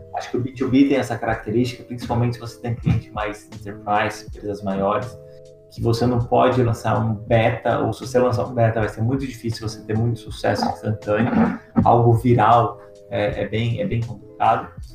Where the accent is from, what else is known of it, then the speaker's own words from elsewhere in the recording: interior of São Paulo, Brazil; eu sou do interior de São Paulo, então é um setor que eu conheço bastante, morei em fazenda e tudo mais